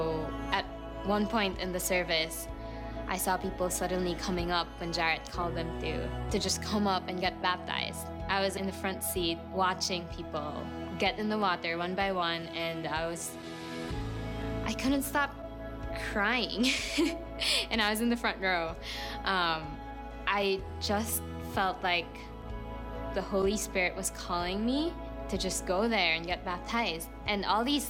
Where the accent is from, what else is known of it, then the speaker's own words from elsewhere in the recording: Philippines; moved away as an adult; now in Chicago, United States; Growing up in the Philippines, I grew up in the Catholic Church